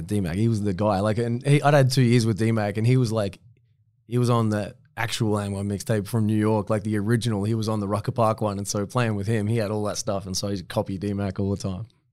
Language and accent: English; Latrobe City, Victoria, Australia; I was still playing back in my hometown